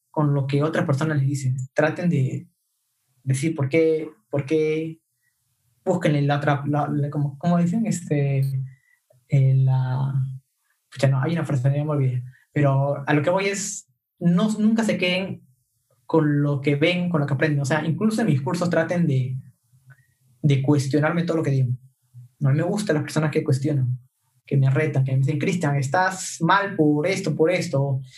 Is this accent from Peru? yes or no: yes; Peru; somos cinco peruanos